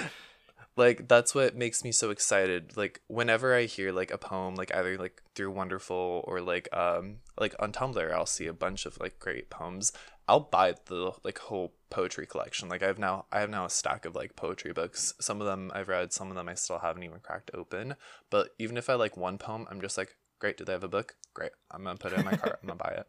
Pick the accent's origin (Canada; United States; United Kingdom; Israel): United States; we're American